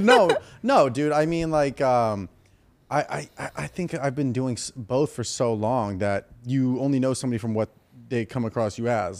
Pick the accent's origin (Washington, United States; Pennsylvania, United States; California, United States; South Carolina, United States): California, United States; Ventura County, Southern; also born or lived in Naperville, Illinois; grew up all in uh, Southern California, like Ventura County